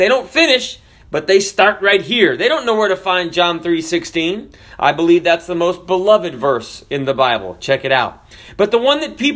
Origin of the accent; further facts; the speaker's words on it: the South, United States; I'm from the South